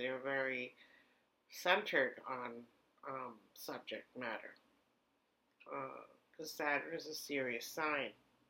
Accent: Germany; now in United States; the little tinier water heaters that are from Europe that I grew up with in Germany.

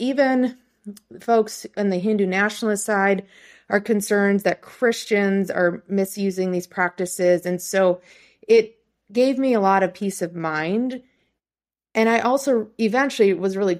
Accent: Plainview, United States; the small town I grew up in here in Plainview

